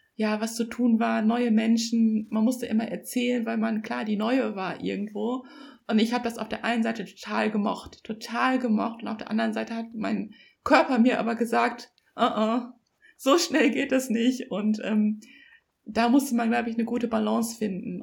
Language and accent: German; Germany; ich bin in Deutschland als Einzelkind aufgewachsen